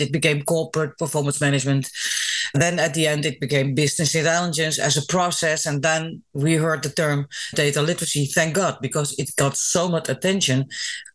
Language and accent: English; Netherlands; I'm half Greek, half Dutch.